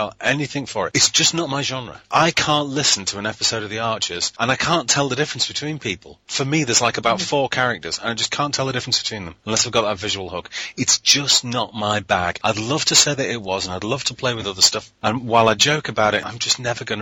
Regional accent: United Kingdom; We're British.

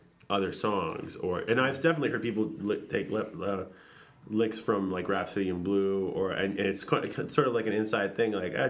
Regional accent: Maine, United States; also born or lived in San Pedro; when I moved to Maine when I was, like, eight and a half or so, went up from San Pedro

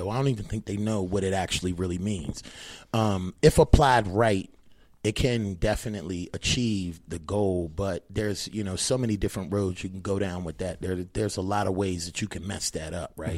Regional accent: Annapolis, Maryland, United States; moved away as an adult; also born or lived in Baltimore, Maryland; now in Las Vegas, United States; I've been out in Vegas since two thousand six, but I'm originally from Annapolis, Maryland

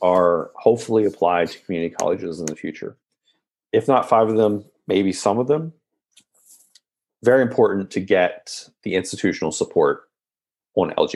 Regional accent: West Virginia, United States; I'm born and raised in West Virginia.

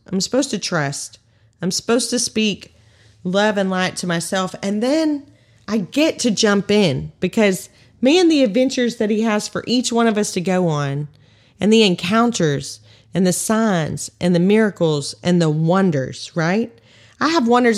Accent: Texas, United States; 'Cause we're from Texas, right? I'm from Texas

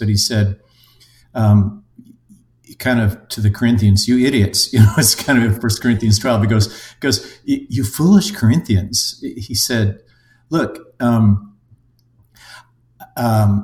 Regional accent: Minnesota, United States; also born or lived in Europe; I'm a Minnesotan engineer by trade, have lived in Europe and various places around

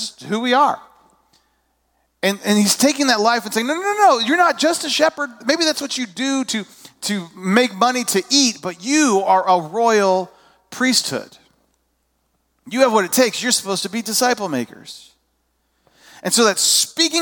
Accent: Indiana, United States; moved away as an adult; also born or lived in California / Georgia; now in Illinois, United States; I was born in California. I grew up in my early years were in southern Indiana. I went to high school in northern Indiana.

